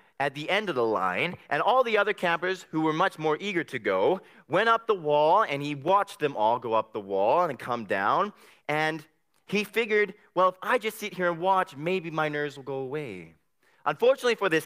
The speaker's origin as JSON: {"language": "English", "town": "Abbotsford", "region": "British Columbia", "country": "Canada", "said": "I come from Abbotsford"}